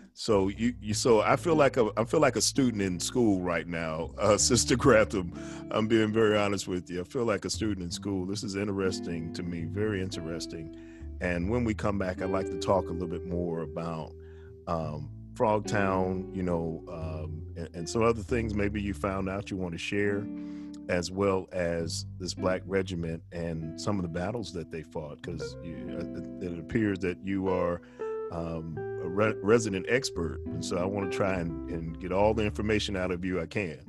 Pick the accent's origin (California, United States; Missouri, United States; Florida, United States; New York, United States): New York, United States; as a young man, I was raised in New York